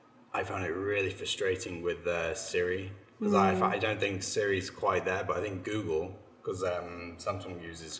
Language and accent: English; Manchester, North West England, United Kingdom; I was raised in Manchester